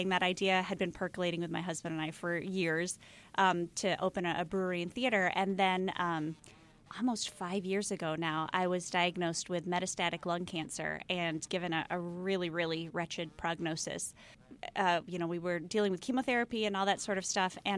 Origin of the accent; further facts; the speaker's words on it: Minneapolis, Minnesota, United States; moved away as an adult; Well, it's partly because we're transplants. Um, we're from Minneapolis